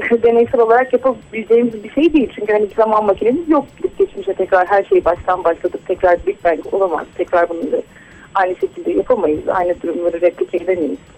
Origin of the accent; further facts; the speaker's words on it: Black Sea Region, Turkey; ben kendim de Karadenizliyim. Hani Karadeniz'deki köylere gidiyorum o da hani köylerde ders veriyorum bazen.